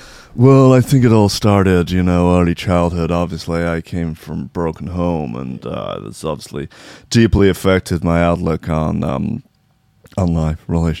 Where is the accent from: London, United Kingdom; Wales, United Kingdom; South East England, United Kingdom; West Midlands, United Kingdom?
South East England, United Kingdom; Brighton; That is my hometown.